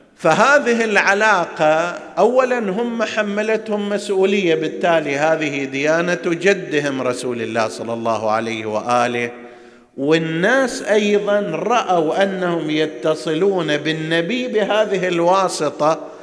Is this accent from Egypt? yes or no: no; Hejaz, Saudi Arabia; عندنا في الحجاز